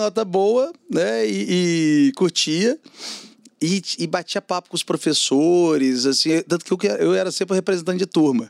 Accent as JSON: {"language": "Portuguese", "town": "Belo Horizonte", "region": "Minas Gerais", "country": "Brazil", "moved": "as an adult", "lives_now": "São Paulo, Brazil", "said": "eu sou mineiro, né, cara, Belo Horizonte."}